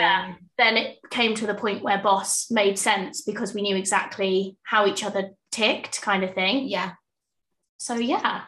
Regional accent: Portsmouth, South East England, United Kingdom; also born or lived in South Wimbledon; now in London, United Kingdom; I'm from Portsmouth originally, so the sunny south coast, and I currently live in South Wimbledon.

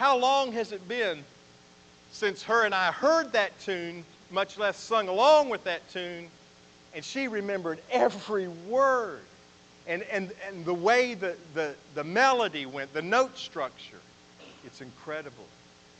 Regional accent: Roanoke, Virginia, United States; I took my first breath in Roanoke, Virginia when I was born at Jefferson Memorial Hospital

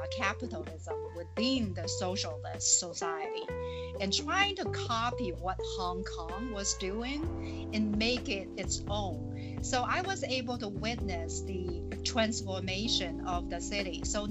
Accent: Plymouth, Minnesota, United States; I manage more than $100 million in right here in my hometown here, Plymouth, Minnesota.

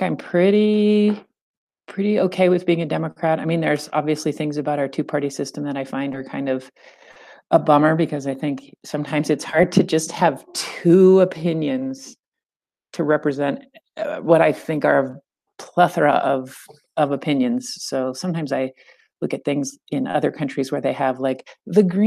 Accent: central California, United States; I grew up in California, kind of central

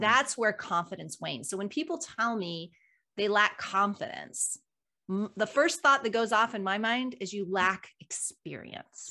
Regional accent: United States

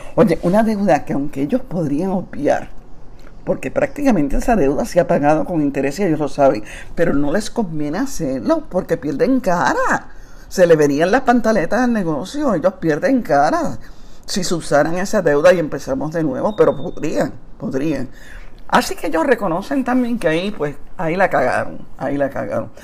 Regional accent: Puerto Rico; la época de resistencia más grande de nuestra historia

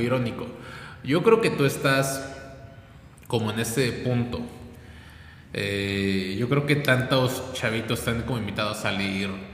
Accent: Puebla, Mexico; Soy poblano, nací aquí, vivo aquí

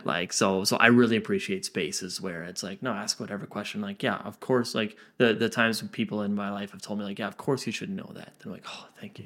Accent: Lindsay, Ontario, Canada; myself and so many others that grow up in Lindsay

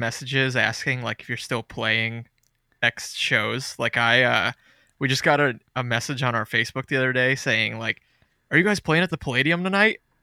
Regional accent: New Jersey, United States; moved away as an adult; now in North Carolina, United States; I live in North Carolina now, but I'm from Jersey

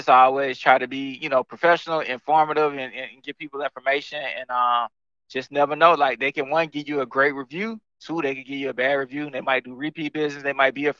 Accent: the South, United States; Yeah, so I'm from the South, man.

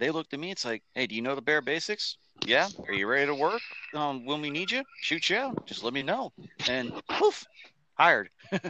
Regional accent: east of Orlando, Florida, United States; home state's down there in Florida. Closest big city that everybody should know is Orlando. I'm actually east of Orlando towards the coast.

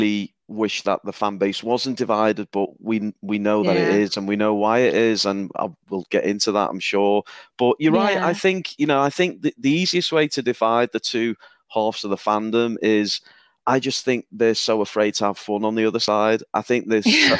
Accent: the north of England, United Kingdom; accent: Northern English; my Northern English accent

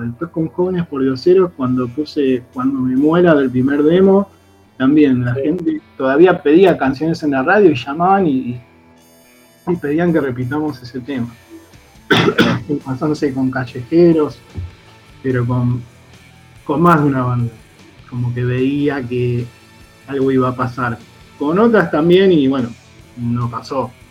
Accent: Buenos Aires, Argentina; also born or lived in Palermo, Buenos Aires; yo soy de Villaluro, vivo en Palermo, pero la casa de mi vieja es en Villaluro, que es un barrio, para el que no sepa, ahí en Mendoza, entre Liniers y Floresta, del oeste de Capital

